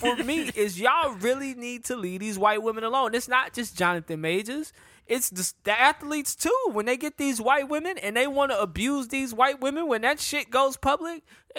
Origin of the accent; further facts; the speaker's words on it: Charlotte, North Carolina, United States; being from Charlotte is so lit.